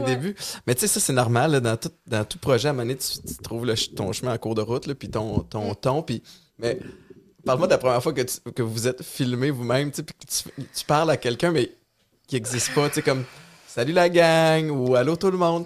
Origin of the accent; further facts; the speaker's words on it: Montérégie, Quebec, Canada; On est quelque part en Montérégie.